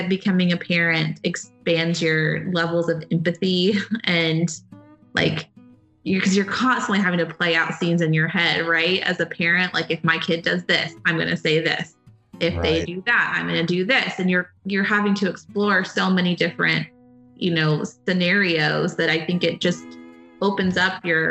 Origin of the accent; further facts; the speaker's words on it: Friendswood, Texas, United States; now in Houston, United States; I grew up in a suburb of Houston and I live in Houston now